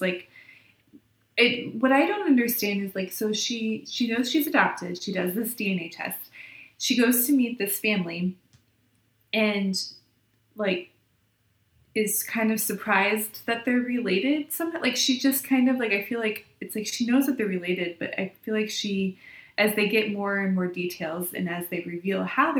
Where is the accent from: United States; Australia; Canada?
United States; Ohio; I'm originally from Ohio